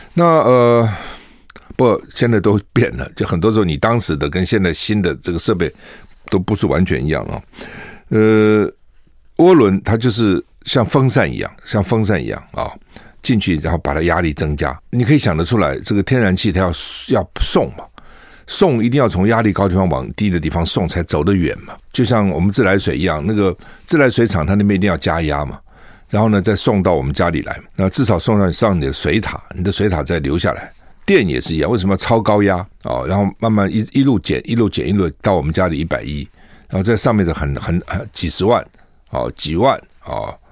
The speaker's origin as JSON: {"language": "Chinese", "country": "Taiwan", "said": "我们台湾人"}